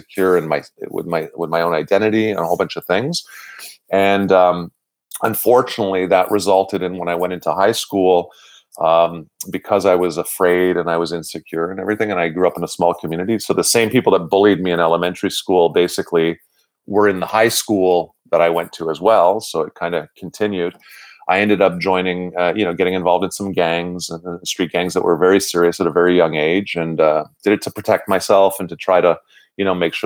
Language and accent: English; Montreal, Quebec, Canada; I'm born and raised in Verdun. I grew up in the same house that I live in today.